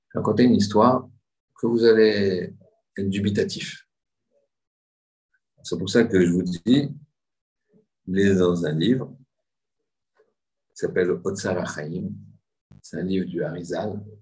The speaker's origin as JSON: {"language": "French", "town": "Marseille", "region": "Provence-Alpes-Côte d'Azur", "country": "France", "said": "vous savez que je viens de Marseille."}